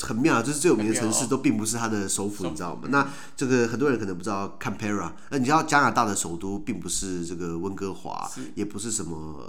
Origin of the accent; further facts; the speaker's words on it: Taiwan; 因为我台湾人可能比较不熟悉南北半球